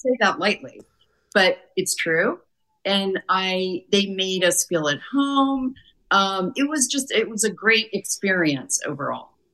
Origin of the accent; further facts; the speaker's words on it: Warsaw, Indiana, United States; our hometown in Warsaw, Indiana.